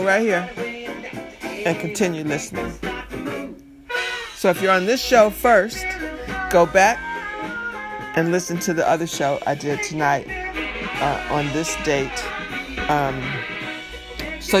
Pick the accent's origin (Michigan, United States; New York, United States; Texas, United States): Michigan, United States; Detroit; I'm from Detroit